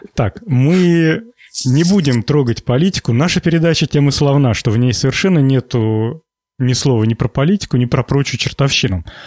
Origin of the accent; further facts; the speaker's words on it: Volgograd Oblast, Russia; Я родом из Волгоградской области, и все школьное детство нас возили в колхоз помидоры собирать